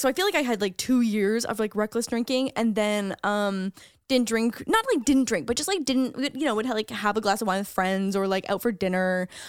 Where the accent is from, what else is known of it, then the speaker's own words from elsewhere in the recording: Canada; as a Canadian, we watch like American party movies like that where it's like frats and sororities.